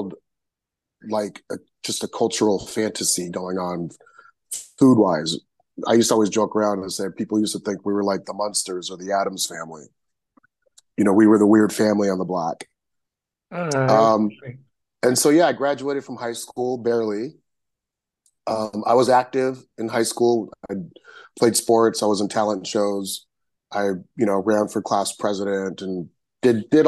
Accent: Riverside, California, United States; also born or lived in Helwan, Egypt; we grew up in Riverside, California.

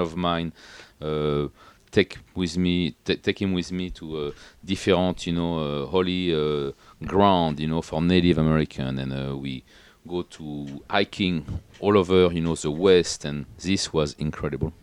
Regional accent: Paris, Île-de-France, France; English is a second language; moved away as an adult; also born or lived in Atlantic coast, France / Washington, D.C., United States; now in United States; I was come from Paris originally, you know, as a as a yo-, young guys

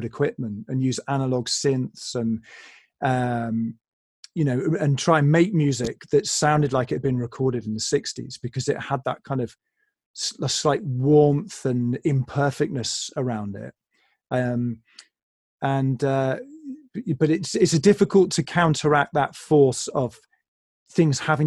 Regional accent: England, United Kingdom; I'm English.

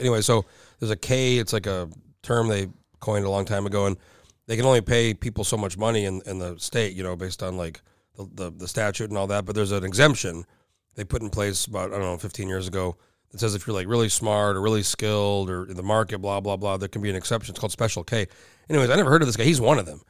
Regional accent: Rio Rancho, New Mexico, United States; moved away as an adult; now in Anchorage, United States; I'm from New Mexico originally. I've been here almost twenty years, but I go back, I just went back for my reunion. My parents still live there. And, you know, where I grew up, and, and, like, it's a little bit outside of El, it's like twenty minutes outside of Albuquerque. It's, it's called Rio Rancho

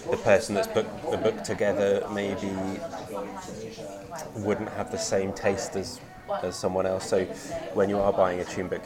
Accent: Brighton, South East England, United Kingdom; moved away; also born or lived in Limerick; I grew up in Brighton

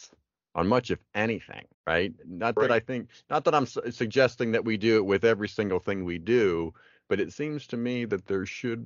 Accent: Pennsylvania, United States; now in Tallahassee, United States; So I am from Pennsylvania. So I am still consider myself a PA boy, even though I live in Florida now.

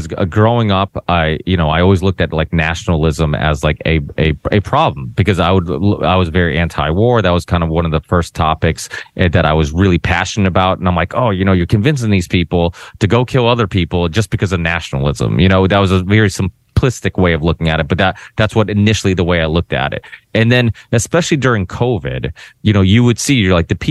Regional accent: Portugal; now in United States; I'm proud of being Portuguese. I was born in Portugal

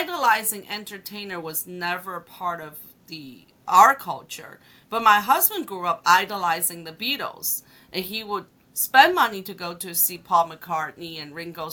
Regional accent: China; also born or lived in Hong Kong; now in United States; when I was growing up in China

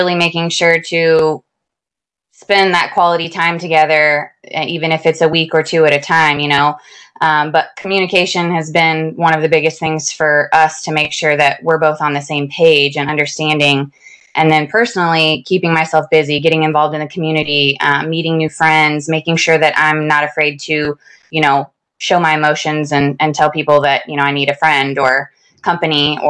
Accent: Florida, United States; moved away as an adult; now in Whispering Pines, United States; We were at Hurlburt for about 3.5 years, which is where we're both from

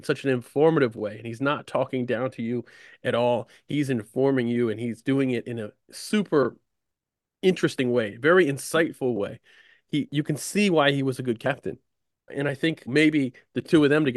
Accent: United States; I'm an American that does cricket stuff

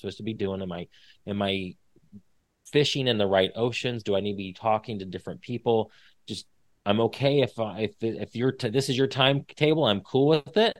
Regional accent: Indiana, United States; moved away as an adult; now in Texas, United States; I'm from Indiana originally, moved to Texas in 2008, got married.

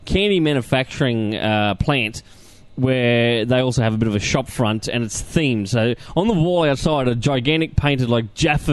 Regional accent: Australia; as an Aussie

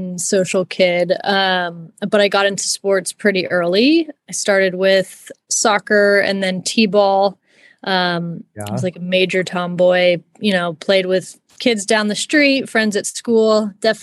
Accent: San Jose, California, United States; I'm from Northern California, a small suburb called Willow Glen in San Jose. So the Bay Area

